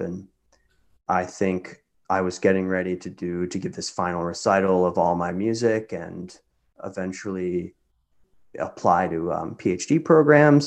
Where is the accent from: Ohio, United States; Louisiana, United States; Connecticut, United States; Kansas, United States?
Kansas, United States; Lawrence; moved away as an adult; also born or lived in New York; I grew up in Lawrence, Kansas. I spent the first eighteen years of my life there